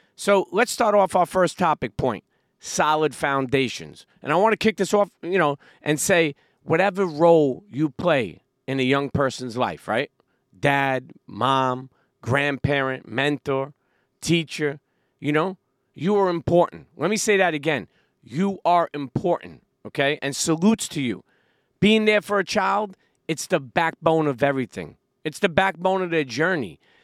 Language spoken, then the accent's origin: English; New York City, New York, United States; I grew up in Brooklyn, New York